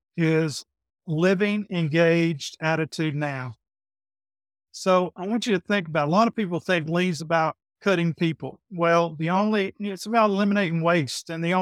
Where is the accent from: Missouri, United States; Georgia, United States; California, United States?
Georgia, United States; Griffin; accent: Southern; now in Peachtree City, United States; As you can tell, I have the Southern accent. So I came from Griffin, Georgia. I live here in Peachtree City, Georgia. I've always lived in Georgia